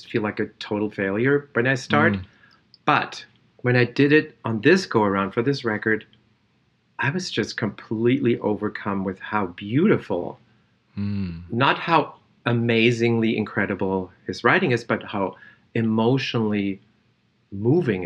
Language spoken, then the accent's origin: English; Germany; I was born in Germany.